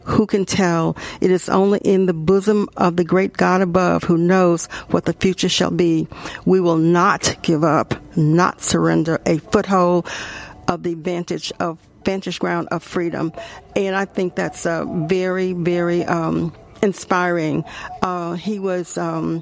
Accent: Theta, Tennessee, United States; I grew up in the Theta community

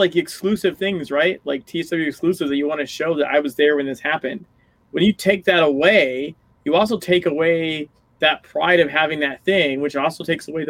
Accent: United States

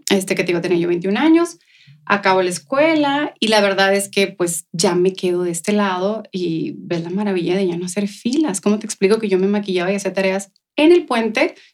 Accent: Ciudad Juárez, Chihuahua, Mexico; moved away as an adult; now in El Paso, United States; Pero la verdad es que soy eh, nacida aquí en El Paso, okay. Eh, pero viví, ¿qué te gusta? Hasta mis 21 años más o menos en Ciudad Juárez. Así que soy de Juárez

